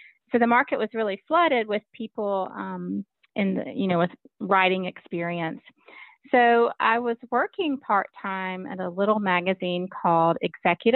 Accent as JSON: {"language": "English", "region": "Southern Alabama", "country": "United States", "tie": "born or raised there", "also_born_or_lived": "San Francisco, California", "said": "I am from the South, grew up in Alabama, in Southern Alabama, went to school here"}